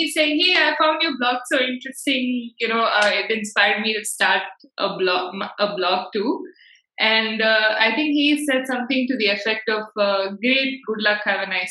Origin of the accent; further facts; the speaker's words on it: Bangalore, Karnataka, India; I'm also born and brought up in Bangalore, but I come from the other part of town. I grew up in North Bangalore